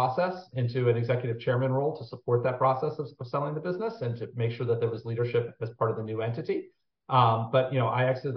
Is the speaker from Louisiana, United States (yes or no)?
no; Washington, District of Columbia, United States; I grew up in the Washington, D.C. area